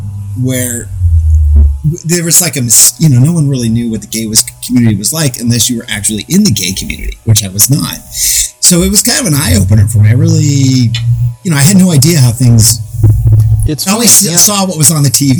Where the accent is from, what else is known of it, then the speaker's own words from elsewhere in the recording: Phoenix, Arizona, United States; now in Los Angeles, United States; I came from Phoenix, Arizona, and being gay just wasn't acceptable back in the late 80s, early 90s. So, I live